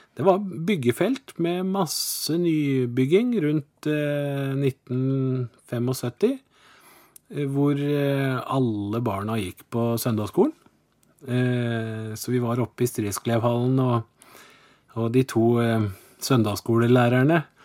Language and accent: Norwegian; Porsgrunn, Telemark, Norway; moved away as an adult; also born or lived in Oslo; now in Kristiansand, Norway; jeg ble født i Porsgrunn. Jeg er telemarking. Eh, og der vokste jeg opp òg